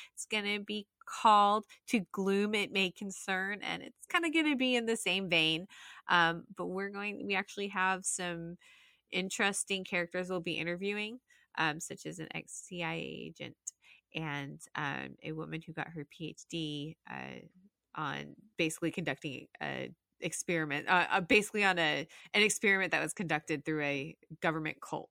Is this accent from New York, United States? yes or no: no; Salt Lake City, Utah, United States; moved away as an adult; also born or lived in Jacksonville; I was born and raised in Salt Lake City, Utah